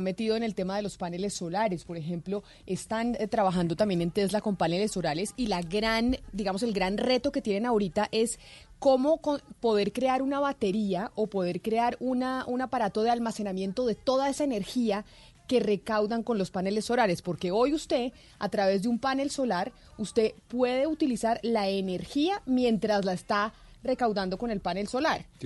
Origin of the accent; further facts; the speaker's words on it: Colombia; como buen colombiano